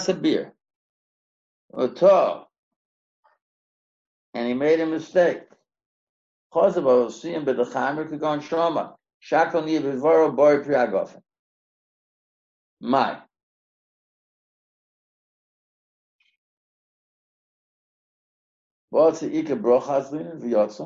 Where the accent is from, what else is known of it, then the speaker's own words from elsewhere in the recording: United States; now in South Africa; I'm an American